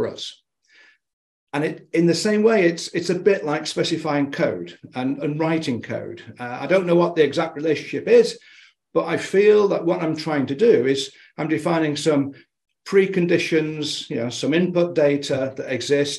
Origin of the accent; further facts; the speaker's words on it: United Kingdom; Being a Brit